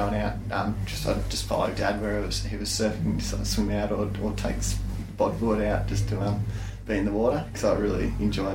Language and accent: English; Phillip Island, Victoria, Australia; I'm born and bred on Phillip Island